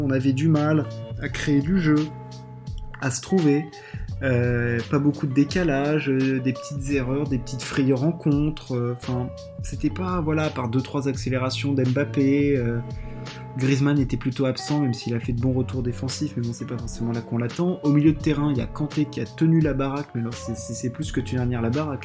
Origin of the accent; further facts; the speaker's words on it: France; chez nous en France